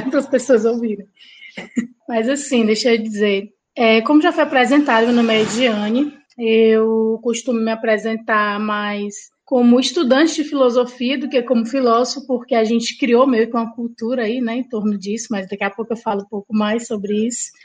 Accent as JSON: {"language": "Portuguese", "town": "Fortaleza", "region": "Ceará", "country": "Brazil", "tie": "born or raised there", "said": "Eu sou fortalezense mesmo, né? Sou cearense nata."}